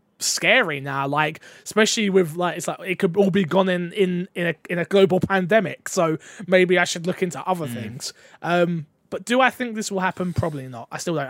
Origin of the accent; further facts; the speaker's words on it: London, United Kingdom; But I'm from London, so a lot.